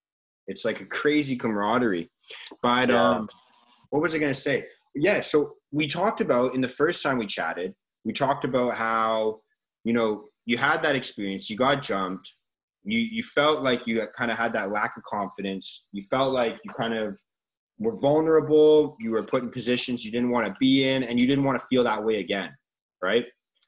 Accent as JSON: {"language": "English", "town": "Richmond", "region": "London", "country": "United Kingdom", "tie": "born or raised there", "said": "I grew up in Richmond, so I grew up playing for Richmond Rugby Club, would host the opposing team at your clubhouse. So we were sponsored by a little pub in Richmond"}